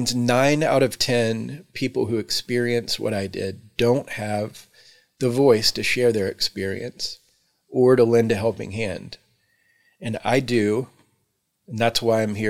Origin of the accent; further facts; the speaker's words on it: Texas, United States; moved away as an adult; also born or lived in Houston, Texas / Victoria, Texas / Austin, Texas / Dallas, Texas; now in Mount Lebanon, United States; I was born and raised in Texas, where I spent approximately 30 years collectively in Houston, Victoria, Austin, and Dallas